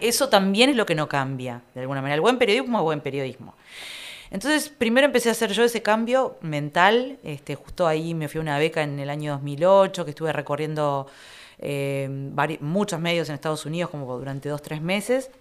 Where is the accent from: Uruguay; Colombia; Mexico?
Uruguay; Piriápolis, Maldonado; Yo soy de Piriápolis también, yo soy de Piriápolis